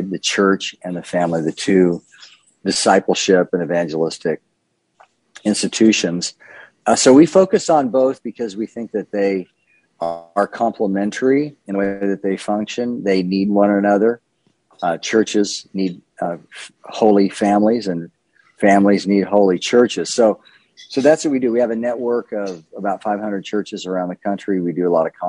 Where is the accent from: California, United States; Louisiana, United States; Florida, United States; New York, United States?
California, United States; Southern; moved away as an adult; now in Wake Forest, United States; I grew up in Southern California, spent the first half of my life there